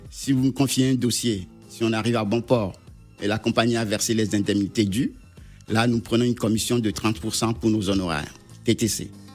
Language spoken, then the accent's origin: French; Togo; je suis originaire du Togo